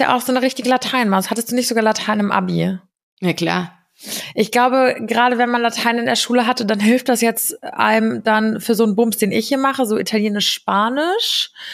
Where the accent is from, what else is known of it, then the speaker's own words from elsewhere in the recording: Giessen, Hesse, Germany; moved away as an adult; now in Rome, Italy; meine Heimatstadt, also Gießen